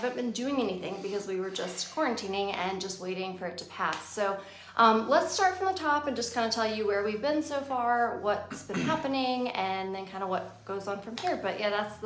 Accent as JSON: {"language": "English", "region": "Virginia", "country": "United States", "said": "We're from Virginia"}